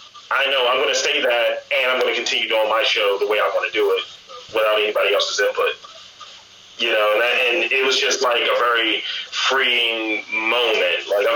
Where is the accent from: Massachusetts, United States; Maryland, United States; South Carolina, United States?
Maryland, United States; Baltimore; Yes, I am.